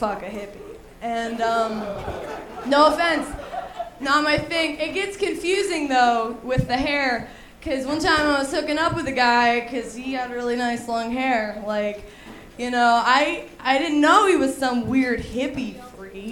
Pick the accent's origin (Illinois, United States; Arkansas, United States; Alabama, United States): Alabama, United States; I was raised in Alabama, you know, and I was the weird kid